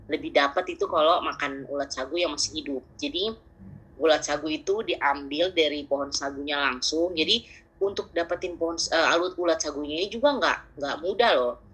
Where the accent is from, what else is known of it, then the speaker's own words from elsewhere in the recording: Papua, Indonesia; karena berapa selama kan lahir besar di Papua